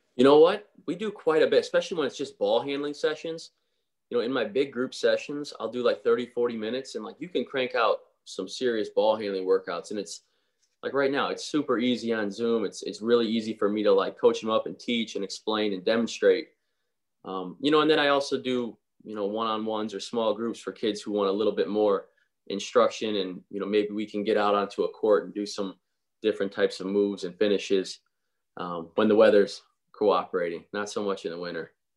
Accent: Indiana, United States; moved away; to be back in my home state

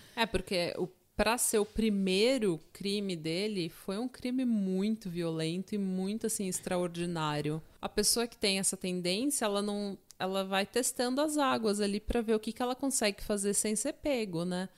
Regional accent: São Paulo, Brazil; eu sou de São Paulo, eu tô acostumada com enchente

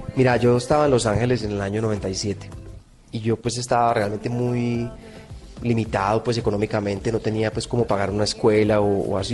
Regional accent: Colombia; yo soy un colombiano

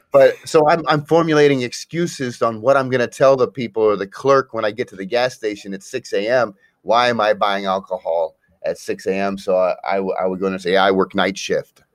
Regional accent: Akron, Ohio, United States; I'm actually from Akron, Ohio

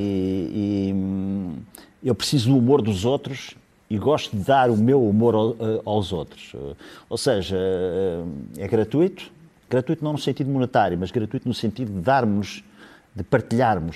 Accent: Ílhavo, Aveiro District, Portugal; o …, que, que eu admirava muito, é, era meu conterrâneo

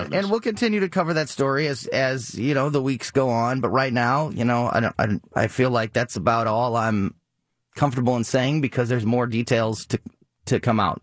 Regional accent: Florissant, Missouri, United States; born and raised in Florissant, Missouri

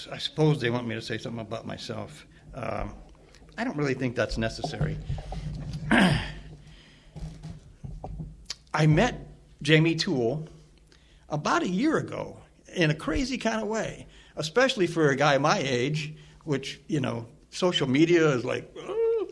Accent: East Peoria, Illinois, United States; I come from East Peoria, which is just about an hour

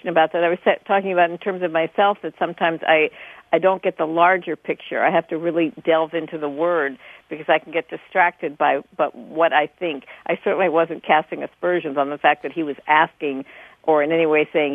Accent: New York City, New York, United States; moved away; I grew up in New York City.

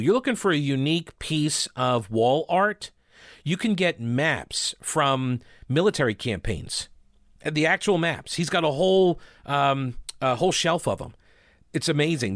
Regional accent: Chapel Hill, North Carolina, United States; I'm from Chapel Hill.

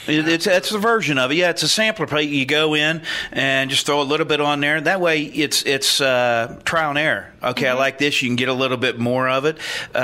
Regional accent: West Virginia, United States; now in Ohio, United States; I'm from West Virginia

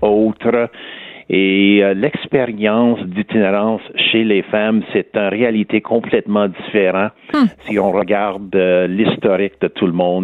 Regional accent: Montreal, Quebec, Canada; accent: West Island; j'ai toujours mon accent du West Island.

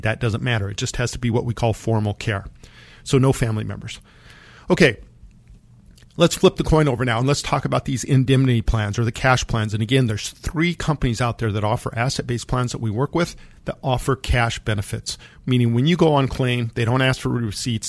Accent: Monte Vista, Colorado, United States; I grew up in Monta Vista, Colorado, and my orthodontist was in Pueblo, Colorado

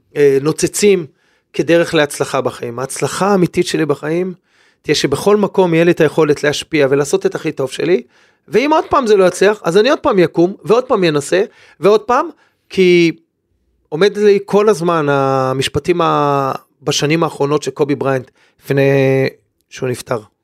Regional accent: Israel; כאן גדלתי

